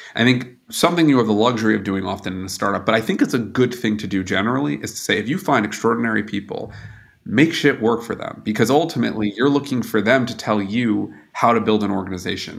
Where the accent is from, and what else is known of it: United States; now in Germany